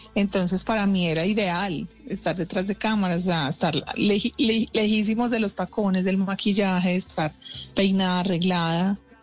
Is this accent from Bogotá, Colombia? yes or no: no; Medellín, Antioquia, Colombia; moved away as an adult; now in Bogotá, Colombia; Yo, em, pues vivo en Bogotá hace 13 años. Soy de Medellín. En Medellín, pues estudié la carrera mía de producción de televisión.